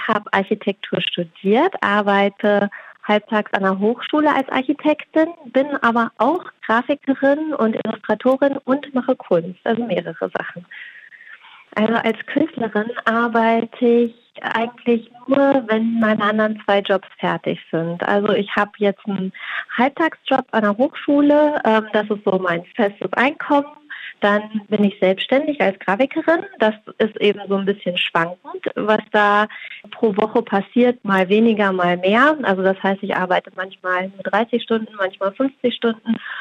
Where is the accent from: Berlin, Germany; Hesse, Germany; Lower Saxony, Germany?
Lower Saxony, Germany; Barsinghausen; Ich komme hier aus der Nähe von Hannover, aus Basinghausen